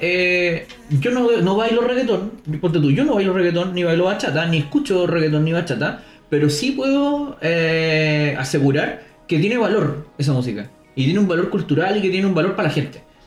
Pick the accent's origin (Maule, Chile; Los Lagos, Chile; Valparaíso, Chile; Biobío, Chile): Biobío, Chile; Los Ángeles; moved away; nací en Los Ángeles, una ciudad de mierda